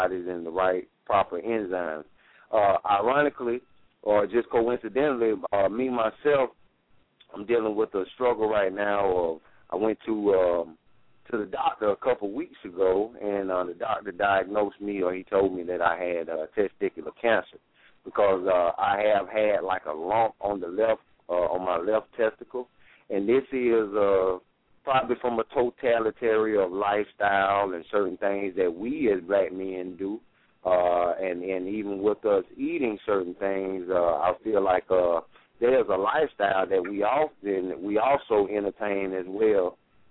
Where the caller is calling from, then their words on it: Greenville, South Carolina, United States; I'm calling from Greenville, South Carolina